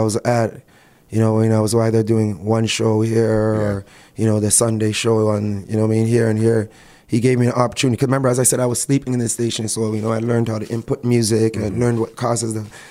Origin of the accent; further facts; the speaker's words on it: Toronto, Ontario, Canada; my parents come from Jamaica. I was born in Toronto, North York